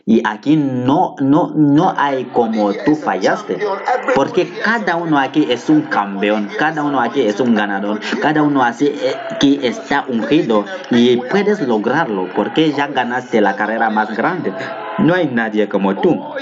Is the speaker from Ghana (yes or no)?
yes; Ghana; Yo, yo vine de Ghana, yo soy de Ghana